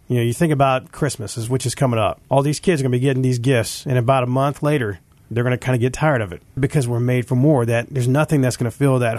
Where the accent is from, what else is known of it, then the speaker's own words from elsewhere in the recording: California, United States; moved away; I grew up in California for when I was younger